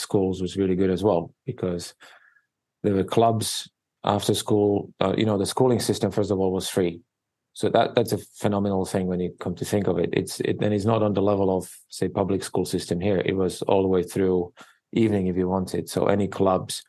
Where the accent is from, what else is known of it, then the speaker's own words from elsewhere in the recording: Slovakia; English is a second language; moved away as an adult; also born or lived in New York City, United States; now in Honolulu, United States; I was born and raised in Eastern Europe, in Slovakia, which is part of former Czechoslovakia